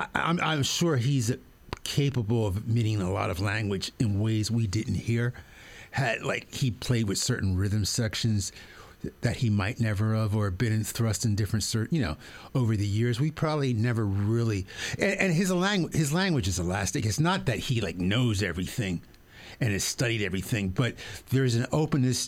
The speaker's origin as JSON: {"language": "English", "town": "Wilmington", "region": "Delaware", "country": "United States", "said": "I'm from Wilmington, Delaware"}